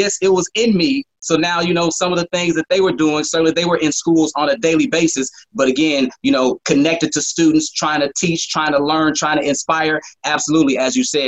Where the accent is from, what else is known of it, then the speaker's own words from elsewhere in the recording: Chicago, Illinois, United States; moved away as an adult; also born or lived in Philadelphia / San Angelo, Texas / Mobile, Alabama; growing up in Chicago